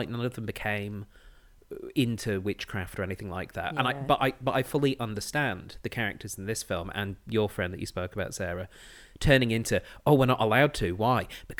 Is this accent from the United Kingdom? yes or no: yes; England, United Kingdom; now in Australia; Yes, I'm from the England.